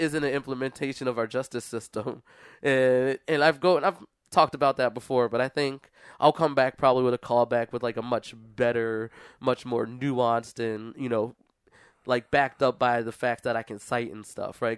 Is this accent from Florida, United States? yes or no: no; Philadelphia, Pennsylvania, United States; I come from Philadelphia